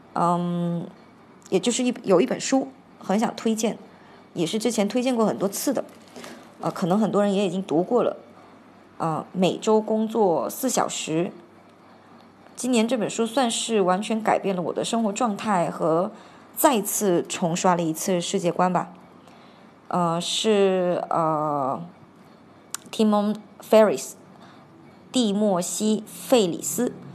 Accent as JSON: {"language": "Chinese", "region": "Hainan", "country": "China", "tie": "born or raised there", "also_born_or_lived": "Argentina", "moved": "yes", "said": "我小时候在海南的时候，我们就是在椰子树下的吊床下午睡"}